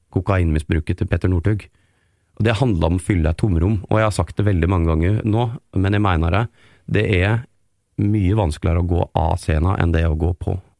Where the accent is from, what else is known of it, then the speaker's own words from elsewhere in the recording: Geilo, Buskerud, Norway; now in Oslo, Norway; kommer jeg også fra en sånn oppvekst og et miljø på Geilo, eh, der jeg er fra, som liksom er bygda